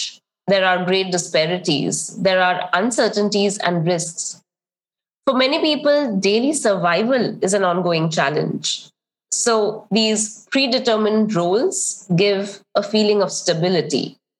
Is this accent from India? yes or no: yes; eastern India, India; One of the biggest lessons I learned growing up was to listen in silence with a lowered head